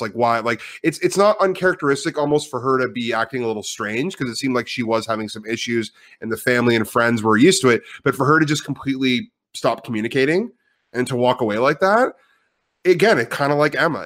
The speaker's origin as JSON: {"language": "English", "town": "Ottawa", "region": "Ontario", "country": "Canada", "tie": "born or raised there", "moved": "as an adult", "lives_now": "Vancouver, Canada", "said": "I am from Ottawa, so I am an Ontario native."}